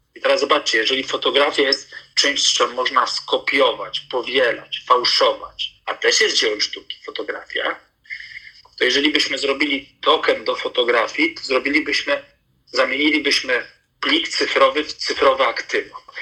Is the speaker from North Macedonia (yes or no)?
yes; North Macedonia; moved away; Ja sam się urodziłem w Macedonii